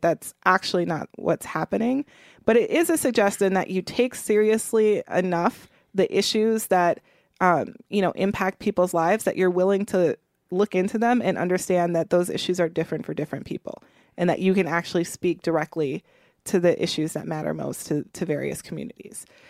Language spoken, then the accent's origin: English; Milwaukee, Wisconsin, United States; I grew up in Milwaukee, Wisconsin